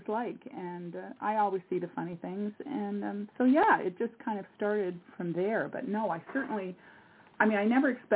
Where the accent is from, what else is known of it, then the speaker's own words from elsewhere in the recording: Montreal, Quebec, Canada; moved away as an adult; now in Nova Scotia, Canada; I'm originally from Montreal, but I've lived on a little island called, which is off Nova Scotia in Canada. I've lived here now for 45 years.